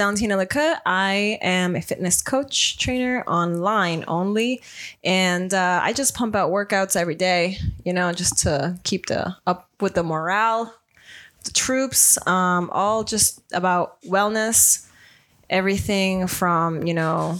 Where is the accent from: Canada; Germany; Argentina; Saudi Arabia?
Argentina; also born or lived in Boca Raton, Florida, United States; now in Miami, United States; I'm from Argentina, but I've been living in actually Boca Raton for 24 years. And then we moved to Miami with Luis, my husband.